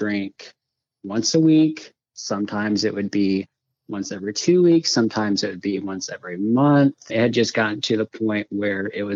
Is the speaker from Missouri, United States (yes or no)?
yes; Springfield, Missouri, United States; I'm 38 and I'm from Springfield, Missouri